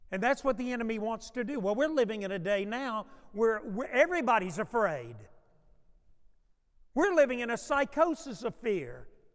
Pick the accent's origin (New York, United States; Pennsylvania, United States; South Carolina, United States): New York, United States; born there; I was born in New York. I said, I guess I'm from New York.